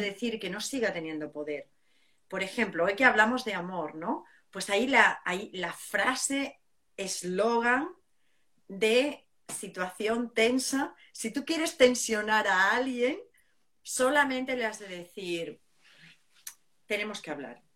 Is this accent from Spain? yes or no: yes; southern Spain, Spain; yo soy del sur de España